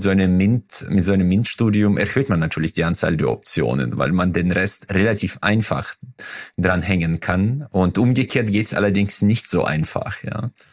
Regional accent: Uzbekistan; now in Germany; Ich komme ja aus Usbekistan

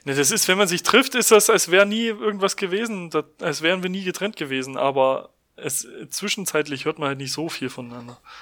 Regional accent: Germany; bei uns in Deutschland

